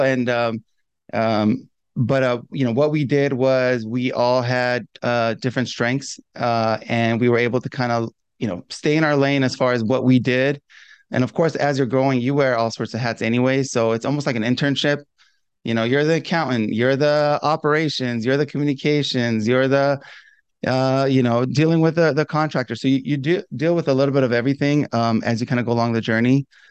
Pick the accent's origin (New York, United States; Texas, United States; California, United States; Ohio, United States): California, United States; Southern; I'm from Southern California